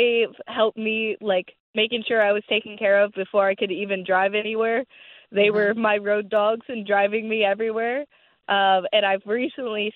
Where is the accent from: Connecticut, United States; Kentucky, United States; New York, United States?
Kentucky, United States; Louisville; So I'm from Louisville, Kentucky, but I actually got trained in Jeffersonville, Indiana